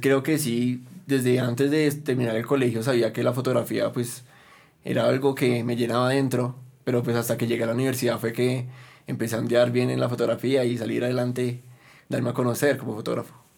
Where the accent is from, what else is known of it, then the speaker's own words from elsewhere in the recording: Bogotá, Bogotá Capital District, Colombia; nos representara como bogotanos